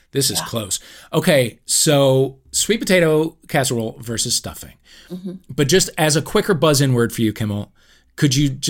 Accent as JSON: {"language": "English", "town": "St. Louis", "region": "Missouri", "country": "United States", "moved": "as an adult", "said": "I went home for Thanksgiving with a friend, like during college, instead of going back to St. Louis"}